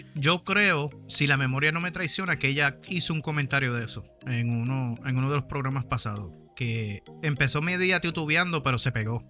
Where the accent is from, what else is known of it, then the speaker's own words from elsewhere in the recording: Humacao, Puerto Rico; en el pueblo de Humacao, allá en los 80, yo era chamaco